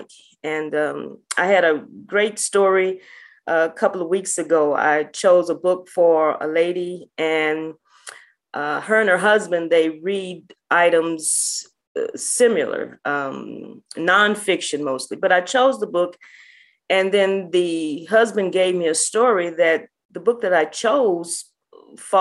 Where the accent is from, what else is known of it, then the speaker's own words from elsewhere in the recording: St. Louis, Missouri, United States; I'm originally from St. Louis. I grew up in North St. Louis